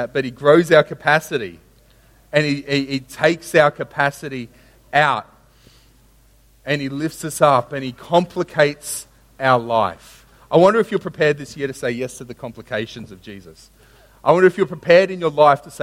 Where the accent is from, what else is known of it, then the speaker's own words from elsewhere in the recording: Sunshine Coast, Queensland, Australia; I grew up on the Sunshine Coast